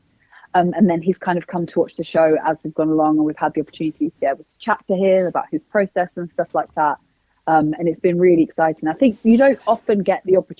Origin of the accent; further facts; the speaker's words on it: Northampton, East Midlands, United Kingdom; I'm from the Midlands. I'm from Northampton.